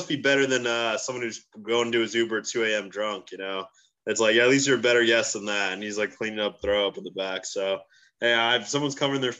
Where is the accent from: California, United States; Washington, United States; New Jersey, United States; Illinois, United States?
New Jersey, United States; also born or lived in Oklahoma; now in New York City, United States; I grew up in Jersey my entire life.